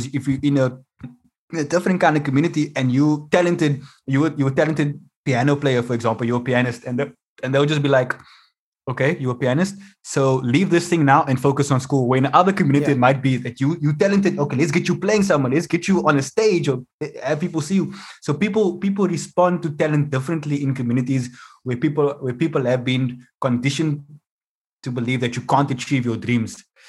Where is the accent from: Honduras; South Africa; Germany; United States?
South Africa; Mitchell's Plain, Western Cape; So I always want people to know where I'm from. Just so you understand why we're doing this lotto thing. And there's a guy in the crowd. I say, so I'm from the Cape Flats, Mitchell's Plain.